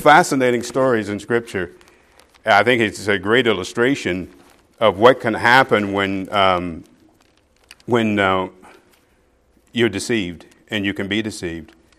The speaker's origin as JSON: {"language": "English", "town": "Okmulgee", "region": "Oklahoma", "country": "United States", "tie": "born or raised there", "moved": "yes"}